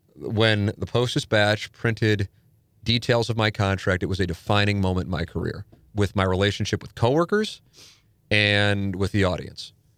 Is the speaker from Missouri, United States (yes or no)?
yes; St. Louis, Missouri, United States; I grew up in South Saint Louis